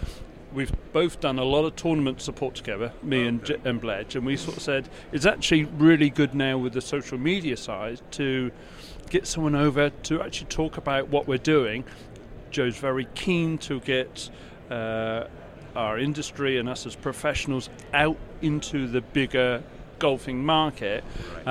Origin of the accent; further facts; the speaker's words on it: United Kingdom; I'm from the UK.